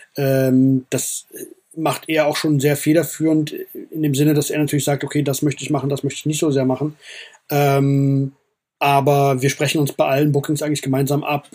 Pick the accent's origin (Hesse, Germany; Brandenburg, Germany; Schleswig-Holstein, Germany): Hesse, Germany; Frankfurt; ich bin Frankfurter, hier hat alles angefangen